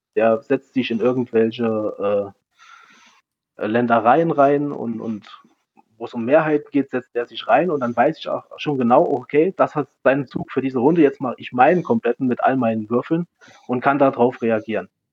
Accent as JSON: {"language": "German", "region": "Saarland", "country": "Germany", "said": "als Saarländer"}